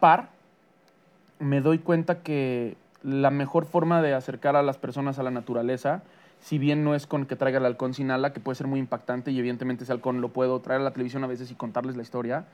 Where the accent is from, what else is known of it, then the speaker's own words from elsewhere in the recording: Mexico; para mí como mexicano